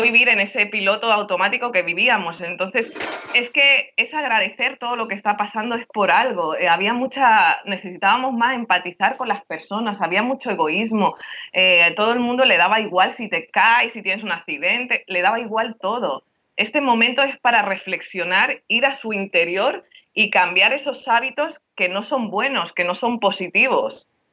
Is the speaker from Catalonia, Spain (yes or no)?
yes; Barcelona, Catalonia, Spain; moved away as an adult; now in Miami, United States; yo soy catalana, pero mi tata andaluza, porque mis padres son andaluces, pero nací en Barcelona